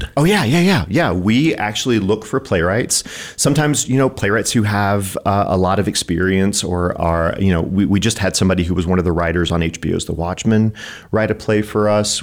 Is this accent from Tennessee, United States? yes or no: yes; East Tennessee, United States; also born or lived in Colorado / Kentucky; now in Missoula, United States; I'm originally from Colorado, and then I grew All up right. in the mountains of East Tennessee